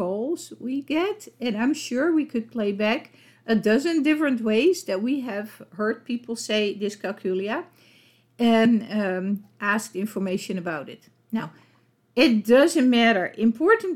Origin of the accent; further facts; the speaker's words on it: Netherlands; accent: Dutch; English is a second language; with my Dutch accent